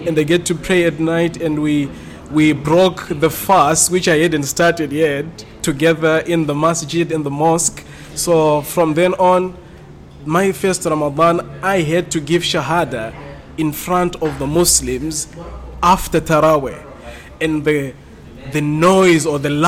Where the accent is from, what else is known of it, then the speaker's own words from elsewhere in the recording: Zimbabwe; the genesis of who I am starts from Zimbabwe.